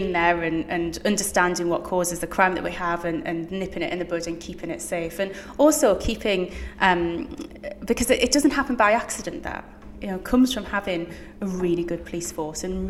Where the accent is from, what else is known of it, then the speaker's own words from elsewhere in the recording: Newcastle upon Tyne, North East England, United Kingdom; I'm from Newcastle, born and raised